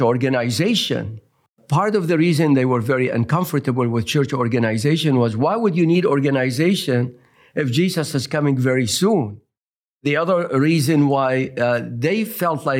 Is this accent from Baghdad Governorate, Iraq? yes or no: no; Mosul, Nineveh, Iraq; now in Berrien Springs, United States; I originally come from Nineveh, so I have the distinct honor of saying I am the product of Jonah. Jonah came to my hometown 2,700 years ago